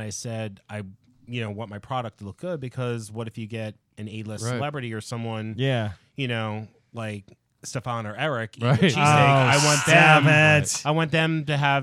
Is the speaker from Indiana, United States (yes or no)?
no; New Jersey, United States; also born or lived in Philadelphia, Pennsylvania; I was born in Philly, and I was raised in Jersey.